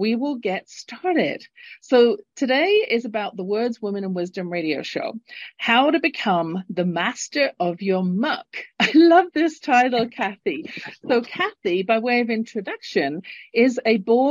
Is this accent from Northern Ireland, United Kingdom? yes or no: no; London, United Kingdom; now in Calgary, Canada; Originally born in London, England, and living in Calgary, Canada, at the base of the Rocky Mountains